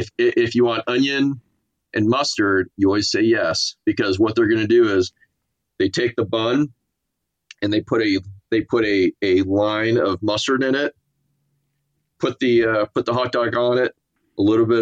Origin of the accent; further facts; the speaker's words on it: Miami, Florida, United States; born there; I was born in Miami, Florida.